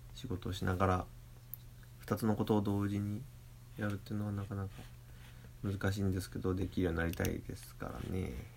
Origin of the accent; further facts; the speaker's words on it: Toyohashi, Aichi, Japan; 豊橋港っていう僕の地元の港